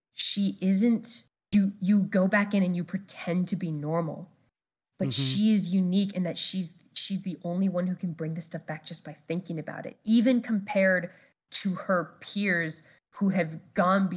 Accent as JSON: {"language": "English", "country": "United States", "tie": "born or raised there", "said": "as an American or as someone American raised"}